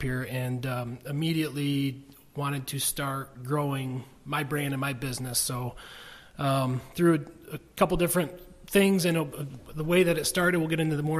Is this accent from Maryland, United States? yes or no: no; Corunna, Michigan, United States; moved away; I grew up in the Corona school system.